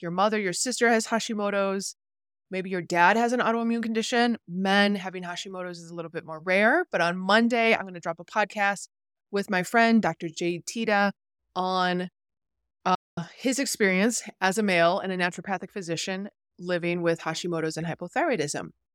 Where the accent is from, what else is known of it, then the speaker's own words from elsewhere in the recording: New York, United States; I'm a New Yorker at heart